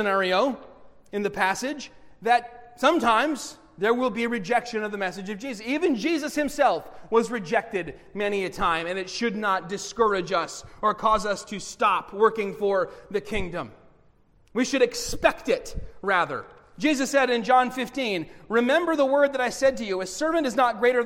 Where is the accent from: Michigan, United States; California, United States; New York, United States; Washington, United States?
Michigan, United States; Bay City; I grew up in Bay City